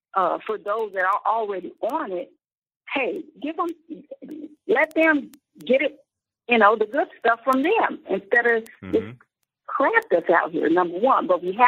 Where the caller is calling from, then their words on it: Chicago, Illinois, United States; I'm calling from Chicago.